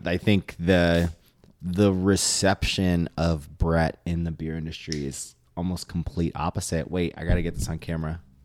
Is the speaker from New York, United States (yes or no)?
yes; New York City, New York, United States; I was born and raised in the city